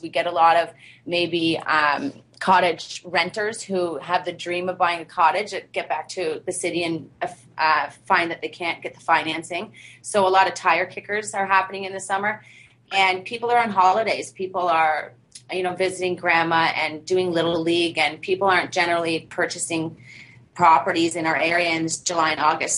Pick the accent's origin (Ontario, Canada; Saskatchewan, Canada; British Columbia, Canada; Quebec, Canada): Ontario, Canada; Bancroft; also born or lived in Peterborough; I was born and raised in Bancroft